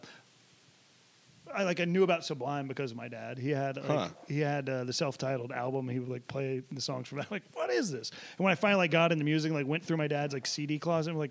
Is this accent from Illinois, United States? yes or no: no; Nashville, Tennessee, United States; I'm from Nashville, so it's, you know, fairly urban